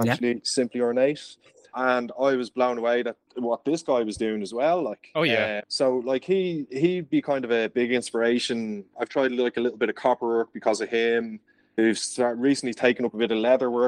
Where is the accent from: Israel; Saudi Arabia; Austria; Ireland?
Ireland; Dublin, Leinster; I'm from Dublin.